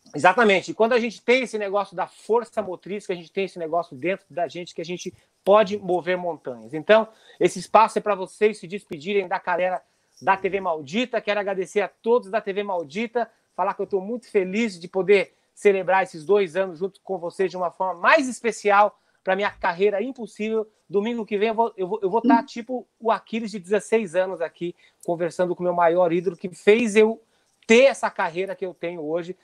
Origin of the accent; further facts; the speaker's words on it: Foz do Iguaçu, Paraná, Brazil; also born or lived in Porto Alegre / São Paulo; now in Los Angeles, United States; eu saí de Foz do Iguaçu